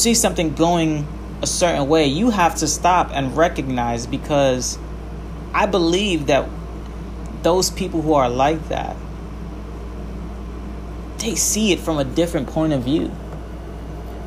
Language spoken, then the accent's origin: English; New York City, New York, United States; as a New Yorker